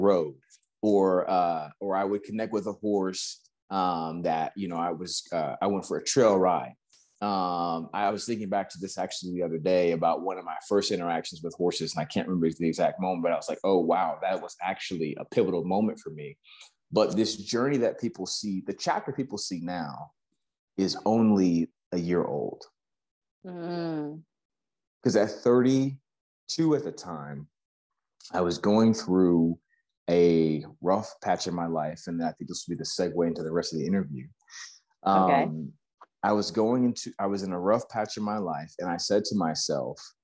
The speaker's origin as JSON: {"language": "English", "region": "Texas", "country": "United States", "moved": "as an adult", "lives_now": "Los Angeles, United States", "said": "People hear the accent, they see the truck, they see I ride horses, and they say, where are you from? And I say, Texas"}